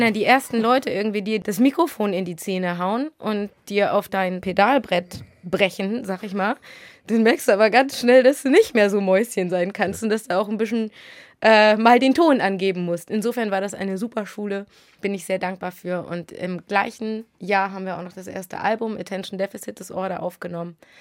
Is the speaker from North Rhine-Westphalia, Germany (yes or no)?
no; Sylt, Schleswig-Holstein, Germany; moved away as an adult; now in Hamburg, Germany; aufgewachsen. Also meine ersten 20 Jahre habe ich da verbracht.